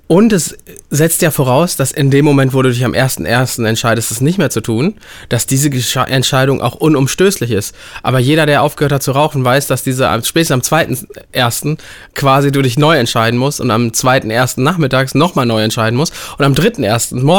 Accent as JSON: {"language": "German", "town": "Bangalore", "region": "Karnataka", "country": "India", "tie": "born there", "said": "Ich komme ja, ich bin gebürtiger Inder und bin in Bangalore geboren. Wir haben 13,5 Millionen Einwohner."}